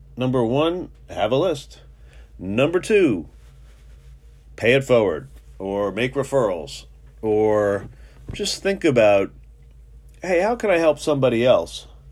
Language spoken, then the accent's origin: English; New York City, New York, United States; now in Philadelphia, United States; I was brought up in New York and Manhattan